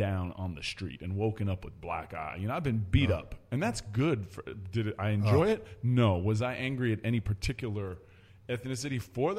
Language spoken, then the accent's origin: English; Oxford, South East England, United Kingdom; born there; I was born in Oxford, England, and my mother's British, my grandfather's British, all the way back.